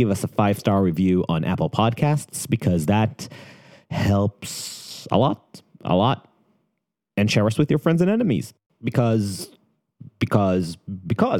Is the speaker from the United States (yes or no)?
no; Israel; I'm from Israel